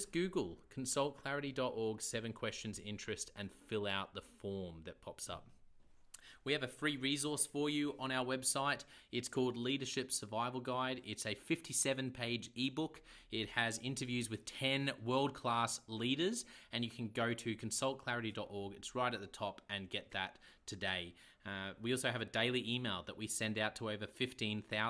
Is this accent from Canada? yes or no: no; Australia; accent: Aussie; my Aussie accent